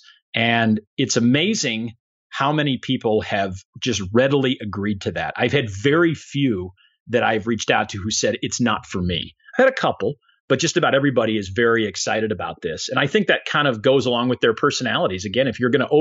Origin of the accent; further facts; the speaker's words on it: Chicago, Illinois, United States; moved away; Chicago, my hometown